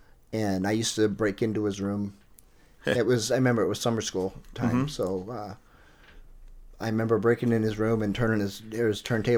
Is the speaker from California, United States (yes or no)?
yes; Redondo Beach, California, United States; I grew up in South Bay in Redondo Beach.